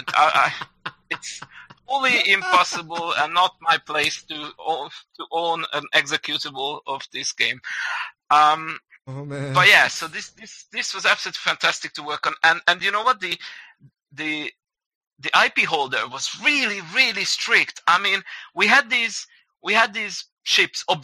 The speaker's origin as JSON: {"language": "English", "region": "Budapest", "country": "Hungary", "said": "we're from Hungary, we're from Budapest"}